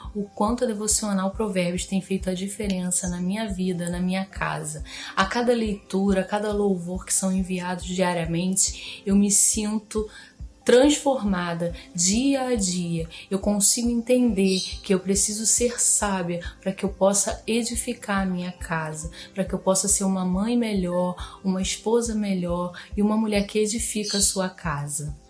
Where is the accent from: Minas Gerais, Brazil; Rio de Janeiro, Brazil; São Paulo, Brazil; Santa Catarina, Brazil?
Rio de Janeiro, Brazil; Seropédica; eu sou de Seropédica, Rio de Janeiro